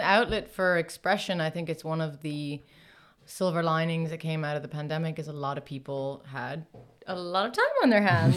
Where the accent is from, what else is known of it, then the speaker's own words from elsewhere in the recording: Ireland; moved away as an adult; also born or lived in Los Angeles, United States; grew up mostly in Ireland